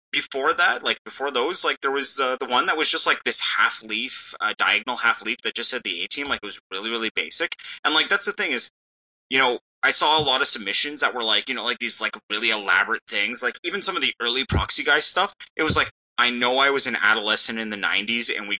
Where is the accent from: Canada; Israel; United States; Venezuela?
Canada; we're a bunch of Canadian guys